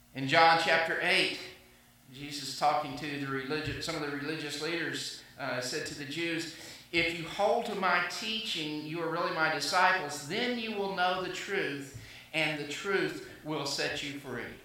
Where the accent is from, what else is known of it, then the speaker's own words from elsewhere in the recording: the Bible Belt, the South, United States; I grew up in the South in the Bible Belt, and so I was taught that way.